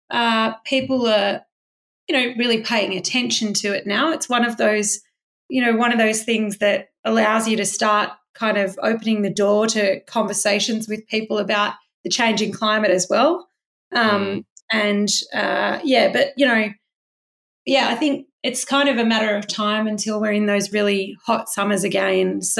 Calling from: New South Wales, Australia; Yeah, I'm coming from um, Country in the Shoalhaven region of New South Wales. So my local beach is uh, Culburra Beach and Warrain Beach.

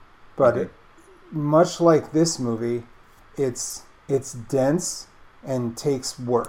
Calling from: Baltimore, Maryland, United States; I'm calling from Baltimore

